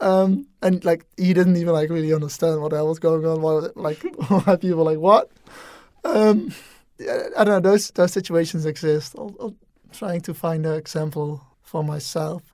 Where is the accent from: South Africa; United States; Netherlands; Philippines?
Netherlands; English is a second language; moved away as an adult; I'm from the Netherlands, where we normally speak Dutch. English is quite dominant, but definitely still very much a second language.